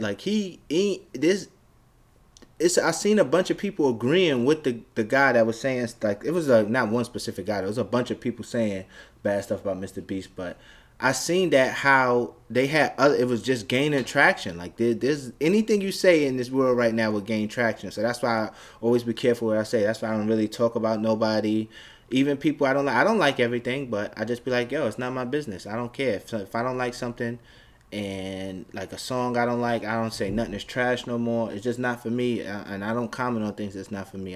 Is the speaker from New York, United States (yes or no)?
yes; New York City, New York, United States; I'm from Brooklyn, Bed-Stuy